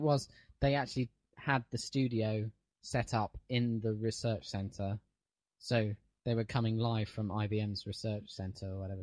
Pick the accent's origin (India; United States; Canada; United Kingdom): United Kingdom; being British